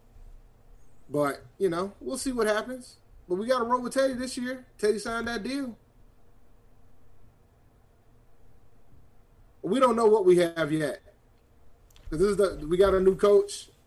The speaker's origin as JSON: {"language": "English", "region": "New England", "country": "United States", "also_born_or_lived": "Rhode Island", "said": "I'm from New England, man. I live up here. I live in Rhode Island, as a matter of fact"}